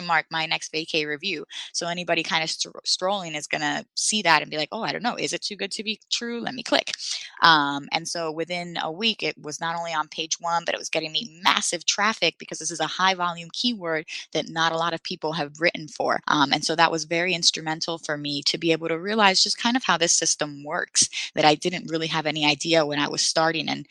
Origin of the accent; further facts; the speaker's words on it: Puerto Rico; moved away; I'm from Puerto Rico originally.